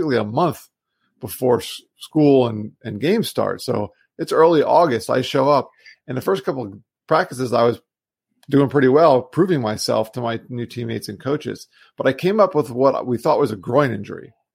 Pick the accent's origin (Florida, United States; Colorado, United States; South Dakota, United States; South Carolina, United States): Florida, United States; South; moved away as an adult; also born or lived in New York; I grew up in South Florida